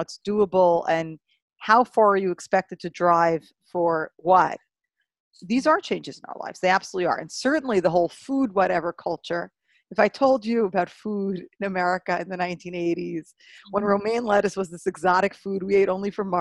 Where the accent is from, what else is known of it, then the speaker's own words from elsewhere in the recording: New York City, New York, United States; when I was a kid growing up in Brooklyn